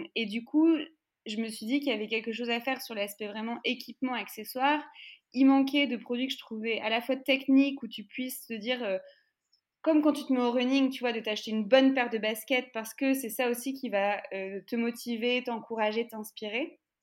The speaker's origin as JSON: {"language": "French", "country": "France", "said": "nous en France, en fonction de évidemment là où tu grandis, moi, là où j'ai grandi"}